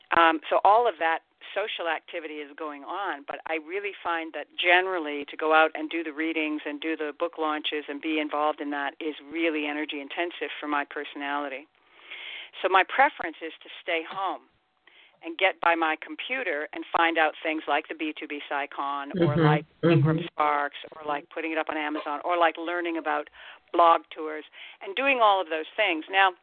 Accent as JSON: {"language": "English", "country": "Ireland", "said": "every now and again, I'm Irish, I'm a writer, every now and again I drink way too much."}